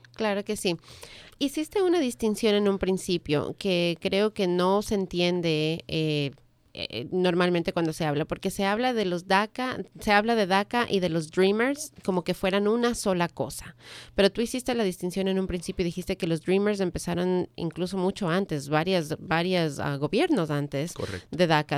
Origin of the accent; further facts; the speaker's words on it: Ecuador; now in United States; soy del Ecuador